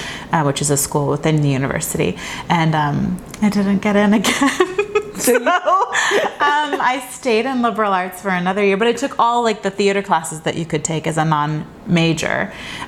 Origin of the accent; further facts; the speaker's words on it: Sonoma, California, United States; now in Los Angeles, United States; I'm from Sonoma, California, originally.